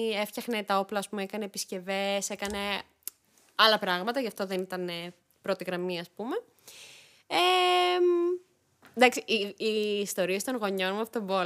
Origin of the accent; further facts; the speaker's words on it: Greece; also born or lived in Yerevan, Armenia; Γεννήθηκα στο Γερεβάν, στην πρωτεύουσα τη Αρμενία, ε, το 1991 και ήρθα Ελλάδα δύο ετών.